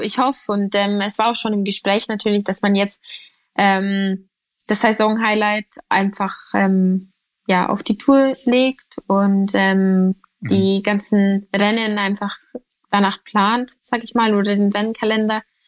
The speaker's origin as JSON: {"language": "German", "region": "Bavaria", "country": "Germany", "said": "bei uns in Bayern"}